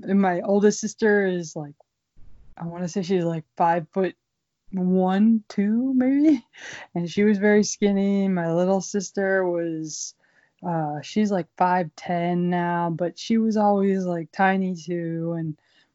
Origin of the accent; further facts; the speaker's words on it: Pittsburgh, Pennsylvania, United States; I grew up in Pittsburgh, Pennsylvania.